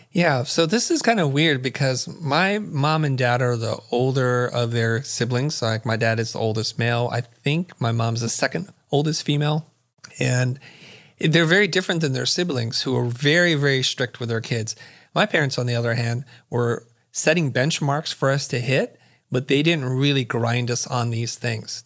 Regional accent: San Jose, California, United States; also born or lived in Saigon, Vietnam / Kansas City, Missouri; we're ultimately moved to San Jose, California. That's kinda where I grew up.

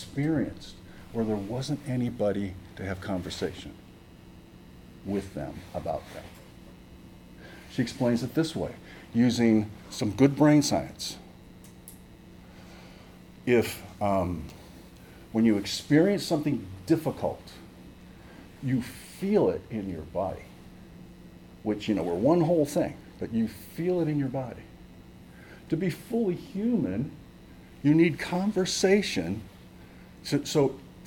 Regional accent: Massachusetts, United States; moved away; I grew up in Massachusetts

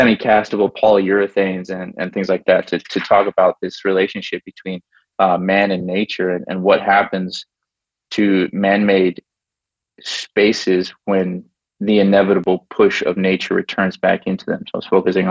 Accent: Pittsburgh, Pennsylvania, United States; moved away as an adult; also born or lived in Dayton, Ohio; now in Japan; I was born in Dayton, Ohio, but I moved when I was 3. So it's like, I'm basically, yeah, Pittsburgh

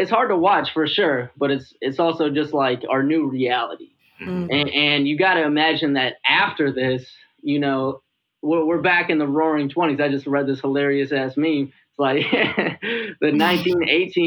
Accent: Minnesota, United States; now in Chicago, United States; I'm from Minnesota. So, you know, it's only like a 6.5 hour drive back to see my folks.

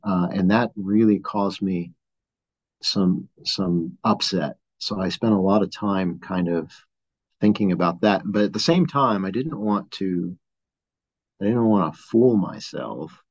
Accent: San Gabriel Valley, Los Angeles area, California, United States; moved away as an adult; now in Flagstaff, United States; grew up in the LA area, uh, born and raised uh, in San Gabriel Valley

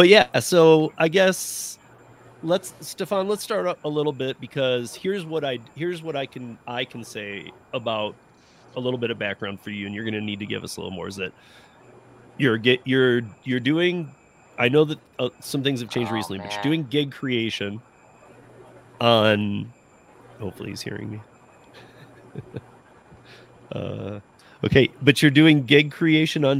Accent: Lansing, Michigan, United States; I'm from Lansing.

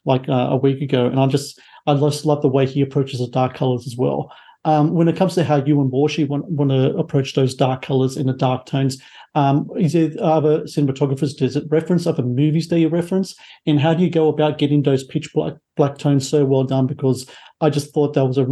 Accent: Australia; I'm here in Australia

